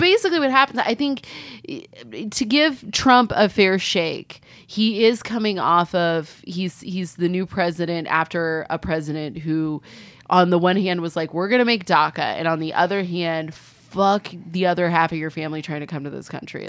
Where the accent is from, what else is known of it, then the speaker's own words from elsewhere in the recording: California, United States; as a kid growing up in California